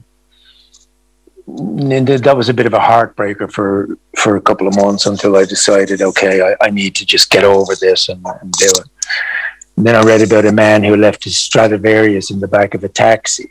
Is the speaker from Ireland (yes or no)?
yes; Ireland; I grew up in Ireland in a time which was darkly repressive for so many of our population, especially women